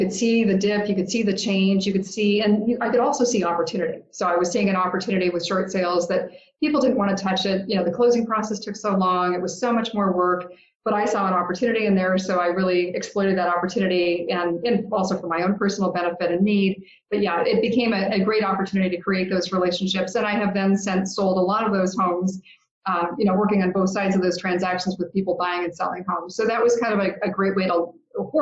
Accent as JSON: {"language": "English", "town": "Seattle", "region": "Washington", "country": "United States", "tie": "born or raised there", "said": "I grew up in Seattle"}